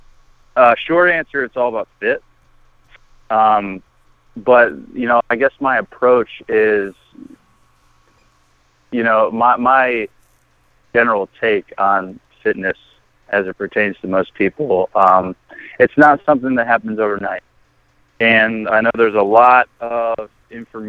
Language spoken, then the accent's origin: English; Garner, North Carolina, United States; moved away as an adult; also born or lived in Raleigh, North Carolina; now in Chicago, United States; I grew up in Raleigh, North Carolina, specifically Garner, small town right outside.